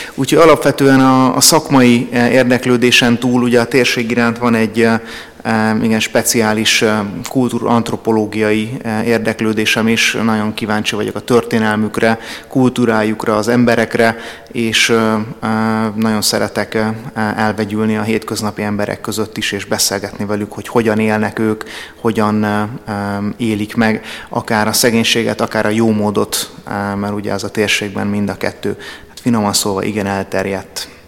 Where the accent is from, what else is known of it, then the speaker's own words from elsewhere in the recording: Hungary; magyar vagyok